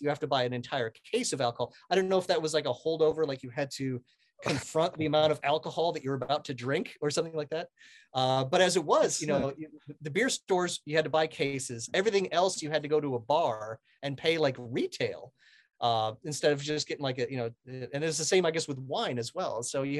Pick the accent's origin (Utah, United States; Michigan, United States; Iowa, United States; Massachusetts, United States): Iowa, United States; now in Pennsylvania, United States; I moved out here. I'm from Iowa in the Midwest originally. I moved out here to Pennsylvania